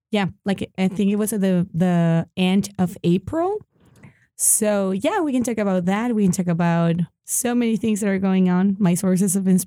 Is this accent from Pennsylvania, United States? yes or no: no; El Paso, Texas, United States; born there; originally I was I was born